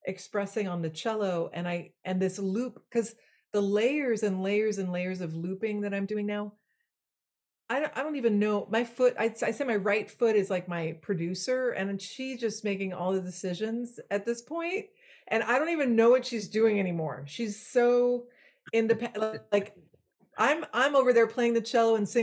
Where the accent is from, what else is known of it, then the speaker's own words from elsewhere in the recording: Belgium; first language French; English is a second language; moved away; I was born in Belgium. My first language was French